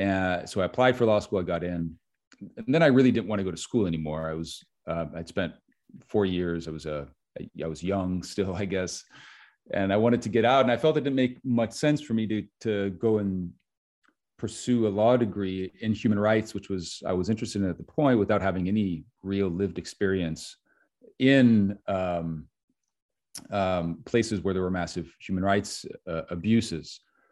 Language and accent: English; Switzerland; moved away; also born or lived in United States; So I am American, I guess, by citizenship, but I didn't really grow up in the United States. I was born in the United States and then moved to Switzerland at an early